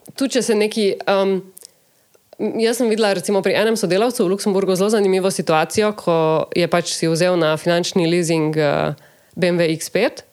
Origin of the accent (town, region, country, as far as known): Slovenia